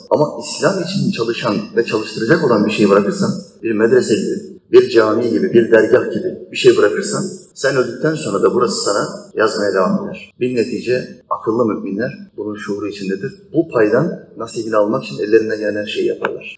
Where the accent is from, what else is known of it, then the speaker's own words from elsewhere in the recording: Turkey; Hayatım burada geçti, çocukluğum, gençliğim burada geçti.